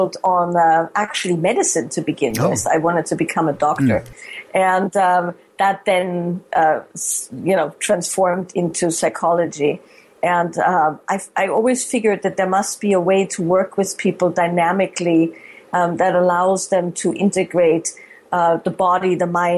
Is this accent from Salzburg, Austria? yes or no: yes; Salzburg, Austria; moved away as an adult; now in California, United States; I was born and raised in Austria, Salzburg, Austria. And I've lived in the States for the last 20 years, over 20 years now.